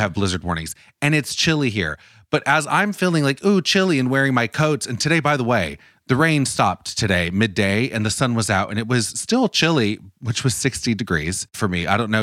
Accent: United States; I'm from the United States

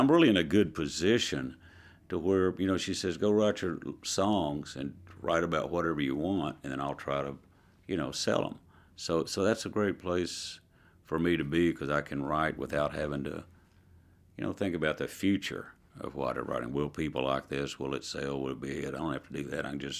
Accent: Dallas, Texas, United States; also born or lived in Oklahoma; when I was born in Oklahoma and we moved to Dallas

